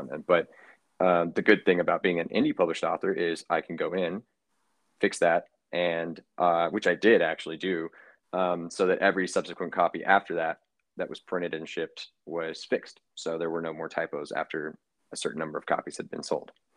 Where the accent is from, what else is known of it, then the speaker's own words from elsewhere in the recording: Kentucky, United States; now in New York City, United States; I am originally from Kentucky, but now residing in New York City.